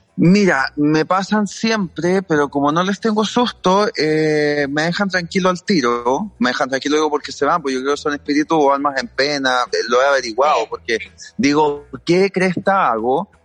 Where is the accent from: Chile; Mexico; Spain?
Chile; soy súper poco chileno